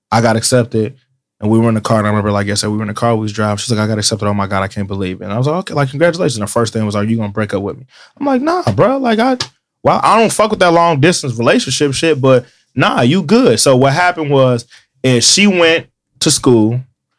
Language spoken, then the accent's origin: English; Cincinnati, Ohio, United States; I'm from Cincinnati.